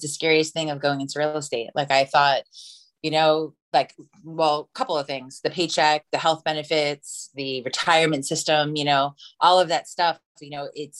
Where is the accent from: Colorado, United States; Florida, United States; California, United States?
Florida, United States; Lakeland; I am from Lakeland, Florida